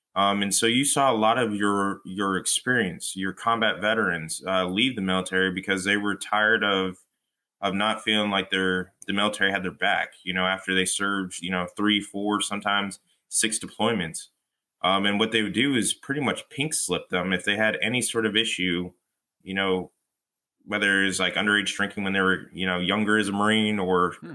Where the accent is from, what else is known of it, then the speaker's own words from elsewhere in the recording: Fullerton, California, United States; moved away as an adult; now in New Jersey, United States; I come from Fullerton, uh, California